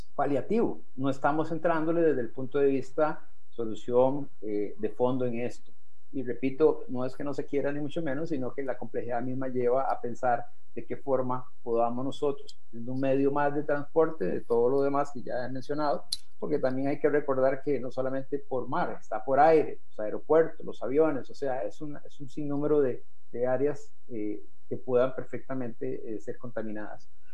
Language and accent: Spanish; Costa Rica; deberíamos de sentirnos orgullosos como costarricenses